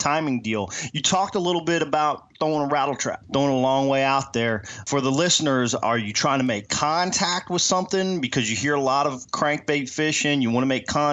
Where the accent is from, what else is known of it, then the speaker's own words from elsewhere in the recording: Virginia, United States; now in South Texas, United States; I'm from Virginia.